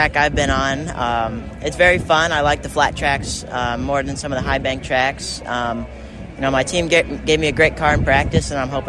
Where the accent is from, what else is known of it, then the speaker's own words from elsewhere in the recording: Eden Prairie, Minnesota, United States; I'm from Eden Prairie, Minnesota.